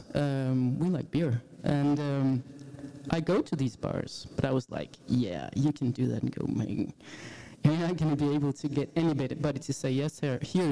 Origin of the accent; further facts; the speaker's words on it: Jutland, Denmark; English is a second language; I'm from Jutland